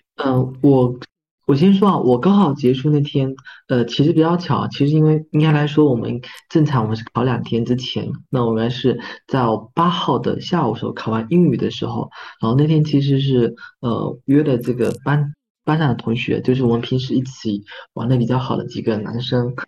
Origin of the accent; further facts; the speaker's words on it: Fujian, China; 因为我们是传统的这个福建的这种家庭